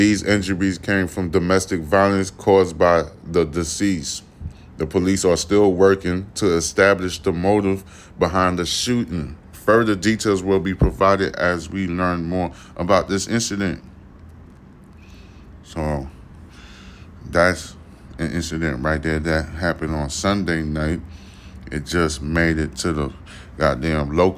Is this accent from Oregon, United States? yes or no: no; New York, United States; now in Houston, United States; I'm from New York, all right? I moved to Houston